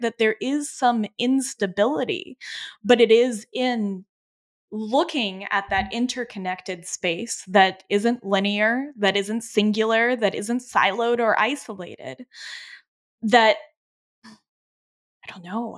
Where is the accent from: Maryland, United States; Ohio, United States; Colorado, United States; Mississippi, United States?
Colorado, United States; now in Vermont, United States; I grew up in Colorado, and when I am in the Rocky Mountain West, that is when I am home. I live now in New York, Vermont